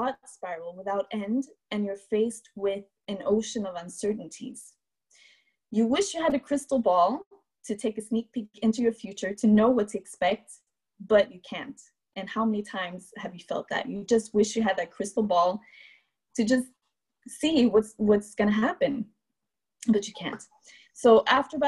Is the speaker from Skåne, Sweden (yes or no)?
yes; Malmö, Skåne, Sweden; Living in Malmö, Sweden, which is my hometown where I grew up.